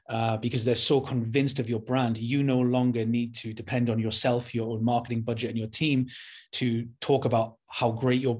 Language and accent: English; Newcastle upon Tyne, North East England, United Kingdom; I'm from Newcastle, the north of England.